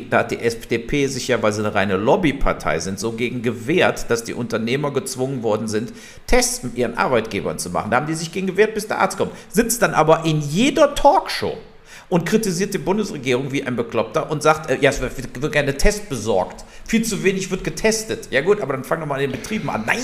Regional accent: Wermelskirchen, North Rhine-Westphalia, Germany; Der, der Lindner kommt ja aus meiner Heimatstadt äh, Wermelskirchen.

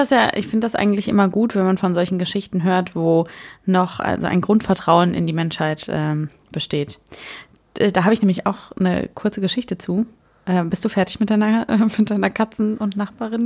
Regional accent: Germany; bei uns in der Pfalz, die nicht die Pfalz ist

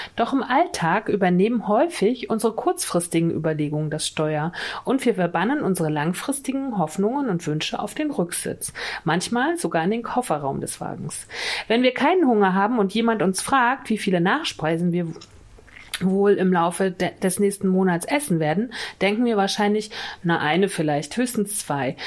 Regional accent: Mecklenburg-Vorpommern, Germany; Das ist nämlich Mecklenburg-Vorpommern, meine Heimat

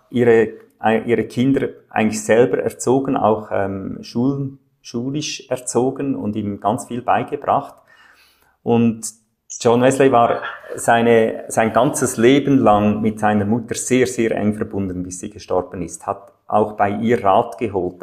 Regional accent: Zofingen, Aargau, Switzerland; Meine Eltern und Großeltern gehörten schon zu dieser Kirche in Zofingen, in einem kleinen Städtchen im Aargau in der Schweiz. Da bin ich aufgewachsen.

